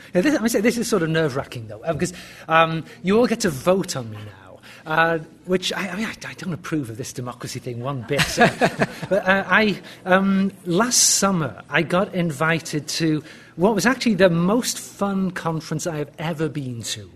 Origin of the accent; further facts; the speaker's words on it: United Kingdom; moved away as an adult; also born or lived in Birmingham / Cambridge; now in United States; being a Brit in the US